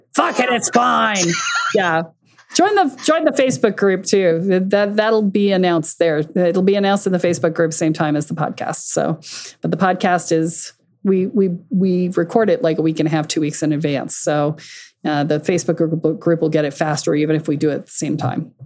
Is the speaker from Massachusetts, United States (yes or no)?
yes; Boston, Massachusetts, United States; my hometown